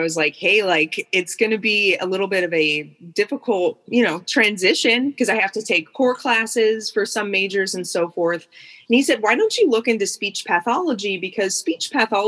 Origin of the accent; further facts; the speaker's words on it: Cleveland, Ohio, United States; also born or lived in Athens, Ohio; where I'm from the Cleveland area